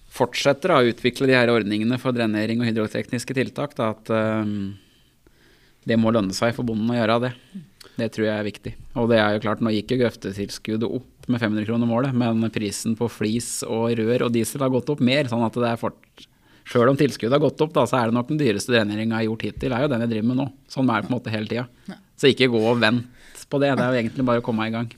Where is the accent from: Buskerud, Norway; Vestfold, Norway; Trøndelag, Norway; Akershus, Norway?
Akershus, Norway; jeg er jo fra Akershus sjøl og er medlem i Akershus